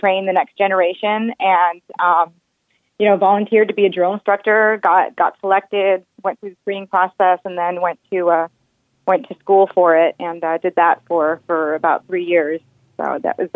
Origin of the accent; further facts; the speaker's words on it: South Carolina, United States; South Carolina is my home state.